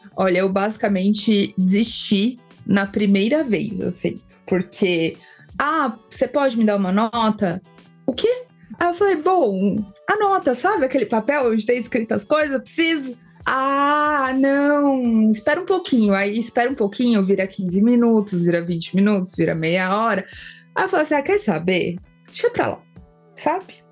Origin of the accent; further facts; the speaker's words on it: São Paulo, Brazil; Na Bienal de São Paulo eu fui a minha vida inteira, porque afinal sou aqui de São Paulo